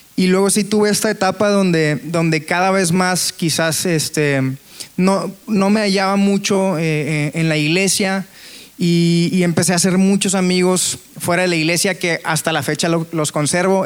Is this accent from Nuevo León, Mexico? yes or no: yes; Monterrey, Nuevo León, Mexico; soy de Monterrey